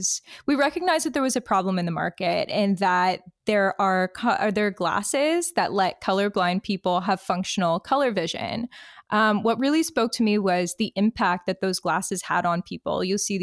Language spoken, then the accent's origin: English; Detroit, Michigan, United States; moved away as an adult; now in Halifax, Canada; I am from Detroit, Michigan.